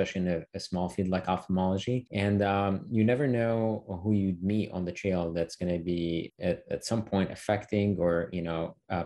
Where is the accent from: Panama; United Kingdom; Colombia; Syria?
Syria; moved away as an adult; now in United States; growing up in the Middle East and Syria and then making the transition over to the States